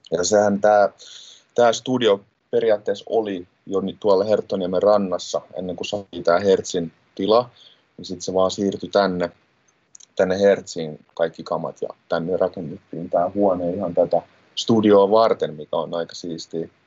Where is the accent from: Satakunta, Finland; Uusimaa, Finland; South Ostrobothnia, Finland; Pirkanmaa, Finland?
Uusimaa, Finland; Helsinki; mä tuun Helsingistä ja mä oon tota, nuorisohjaajana täällä Hertsin nuorisotilassa